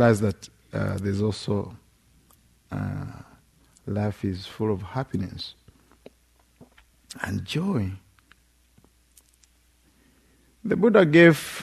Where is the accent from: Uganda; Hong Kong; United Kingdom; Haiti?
Uganda; moved away; In Uganda, especially, we have extended families